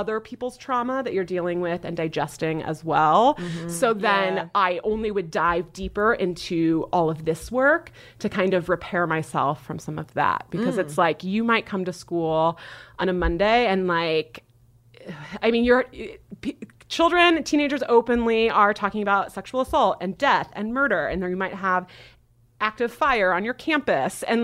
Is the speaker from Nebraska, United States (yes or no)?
yes; Nebraska, United States; I was raised in Nebraska